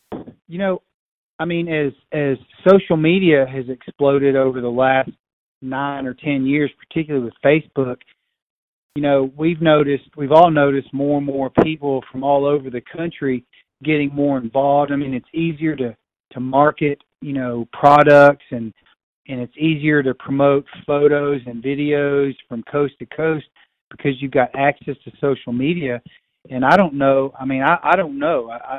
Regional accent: the South, United States; moved away as an adult; now in Colorado, United States; we grew up with in the South

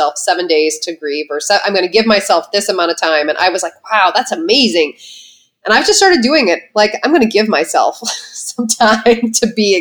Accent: Midwest, United States; I'm a Midwesterner that was raised to suck it up

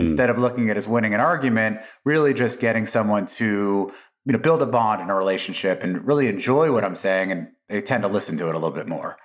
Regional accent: Las Vegas, Nevada, United States; also born or lived in New York City, United States / Atlantic City, New Jersey, United States; we, as a family, uh, moved to Las Vegas in nineteen eighty-three

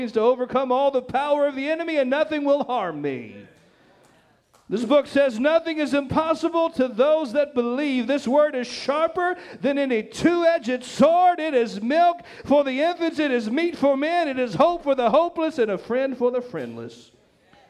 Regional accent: Nash County, North Carolina, United States; where I grew up in Nash County

